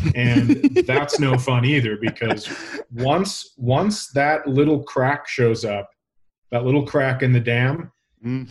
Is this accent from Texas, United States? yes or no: no; Minnesota, United States; I'm from Minnesota